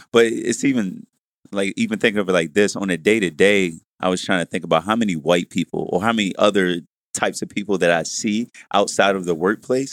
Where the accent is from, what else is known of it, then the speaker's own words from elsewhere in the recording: Baltimore, Maryland, United States; I'm from East Side Baltimore City